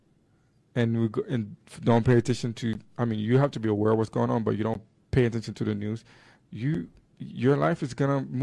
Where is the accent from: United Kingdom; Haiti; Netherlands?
Haiti; Port-au-Prince; moved away as an adult; now in Salt Lake City, United States; I grew up in Haiti. I did all my schooling there until high school.